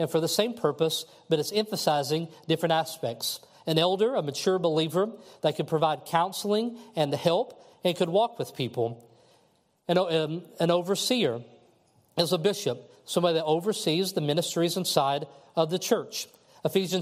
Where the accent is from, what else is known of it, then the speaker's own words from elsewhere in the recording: Kentucky, United States; a friend of mine that I grew up with in Kentucky